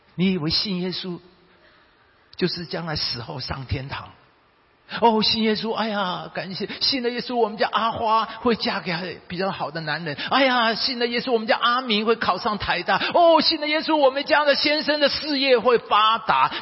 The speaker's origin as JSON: {"language": "Chinese", "country": "Taiwan", "said": "我们台湾人的背景"}